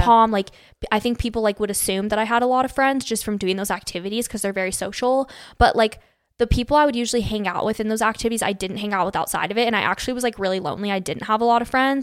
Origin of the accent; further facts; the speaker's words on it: Phoenix, Arizona, United States; moved away as an adult; now in Utah, United States; I was born and raised in Phoenix, Arizona, lived there from till I was eighteen